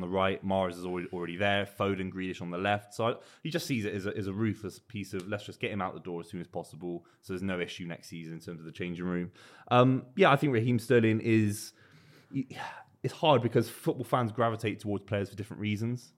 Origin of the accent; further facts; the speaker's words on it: West Country, South West England, United Kingdom; I'm from the West Country